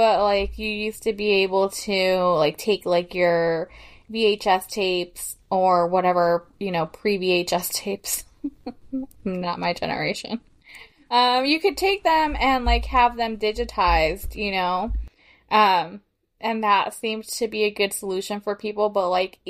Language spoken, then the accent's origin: English; Illinois, United States; when I was growing up in Illinois